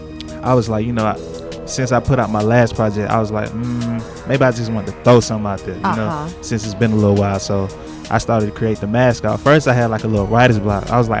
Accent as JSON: {"language": "English", "town": "College Park", "region": "Georgia", "country": "United States", "said": "I am from College Park, Georgia."}